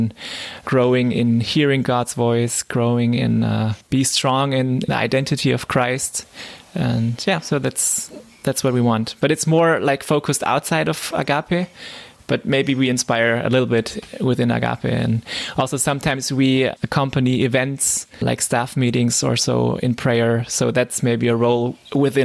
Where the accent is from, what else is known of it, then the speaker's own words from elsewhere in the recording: Southern Germany, Germany; moved away as an adult; now in Leipzig, Germany; I'm from South Germany and not so familiar with the East culture